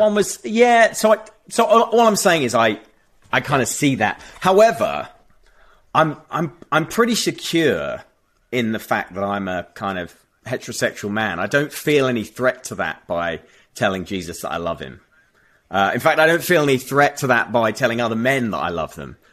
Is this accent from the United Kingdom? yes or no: yes; United Kingdom; having grown up in a context and a culture where, um, uh, that, you know, we just don't have guns over here